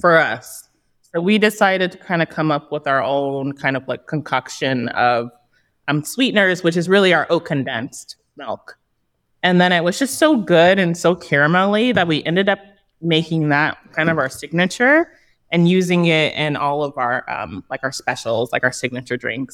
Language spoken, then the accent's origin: English; Los Angeles, California, United States; East Hollywood, uh, Thai Town. At some point, it became Thai Town. So, um, I'm from this neighborhood. I've walked these streets as a child.